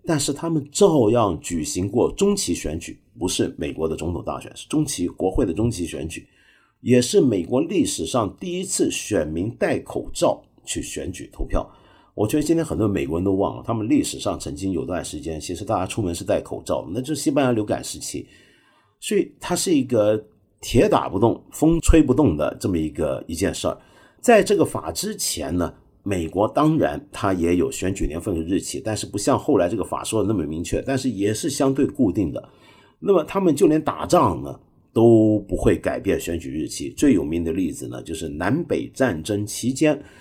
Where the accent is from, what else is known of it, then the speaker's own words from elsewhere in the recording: Hong Kong; 我身为一个香港人，在香港，我一个礼拜起码吃四五顿这个底头饭呢